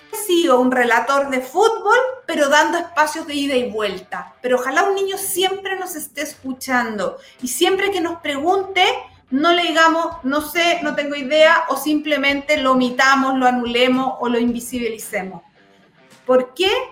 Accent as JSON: {"language": "Spanish", "region": "Los Lagos", "country": "Chile", "moved": "yes", "lives_now": "Santiago, Chile", "said": "yo vengo de la zona"}